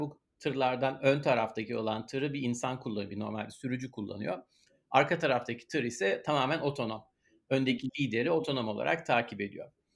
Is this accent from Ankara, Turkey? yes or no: no; Istanbul, Turkey; moved away as an adult; now in Pittsburgh, United States; İstanbul'da doğduk, büyüdük. Hayatımızın önemli bir kısmını orada geçirdik